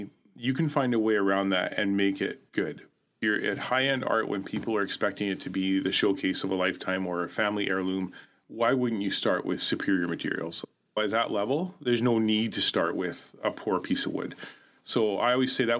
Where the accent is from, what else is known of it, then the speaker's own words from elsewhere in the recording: Haida Gwaii, British Columbia, Canada; a friend that I grew up with in Haida Gwaii